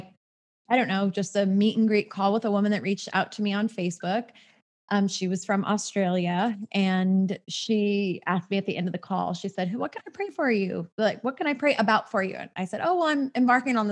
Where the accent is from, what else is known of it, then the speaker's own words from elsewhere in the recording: Southern California, United States; born and raised in Southern California, just like me